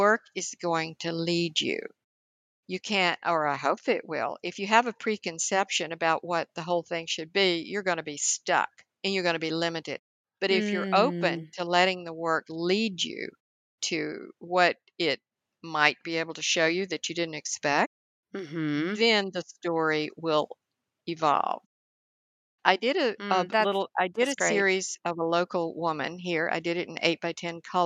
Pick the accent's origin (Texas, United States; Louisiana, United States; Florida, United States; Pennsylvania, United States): Texas, United States; High Plains of the Texas Panhandle, United States; the family farm where I grew up on the High Plains of the Texas Panhandle